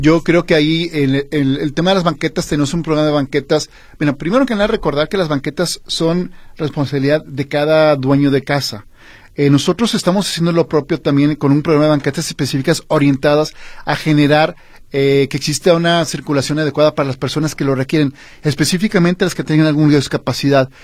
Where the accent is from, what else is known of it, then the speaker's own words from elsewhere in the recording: Guadalajara, Jalisco, Mexico; soy tapatío